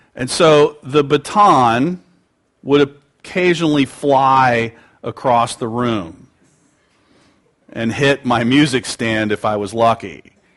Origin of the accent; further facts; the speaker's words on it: United States; pridefully American, although I am proud